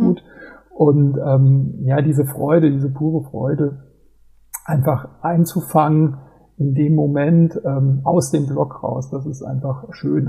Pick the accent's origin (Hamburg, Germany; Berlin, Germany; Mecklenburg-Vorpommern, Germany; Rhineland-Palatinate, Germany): Rhineland-Palatinate, Germany; Mainz; bin gebürtiger Mainzer